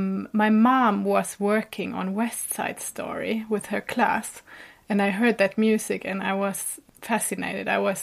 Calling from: Gotland, Sweden; I'm calling from the island Gotland, which is in the Baltic Sea, outside the east coast of Sweden.

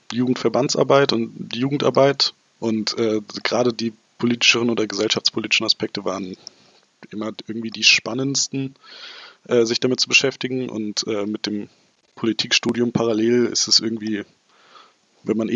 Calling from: Stuttgart, Baden-Württemberg, Germany; Ich bin aus Stuttgart zugeschaltet, Stuttgart-Bad Cannstatt.

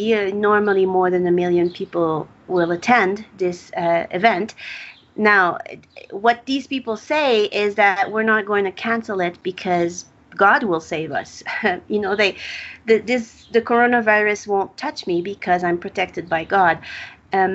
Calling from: Mexico City, Mexico; So I'm speaking here from Mexico City, where there's half the population living, vending stuff on the street, food or other merchandise.

